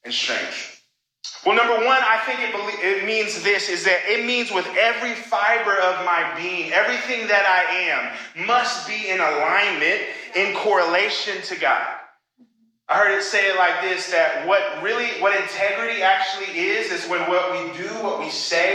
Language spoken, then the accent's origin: English; Oklahoma, United States; moved away as an adult; now in Chicago, United States; when I was in high school and in my hometown in Oklahoma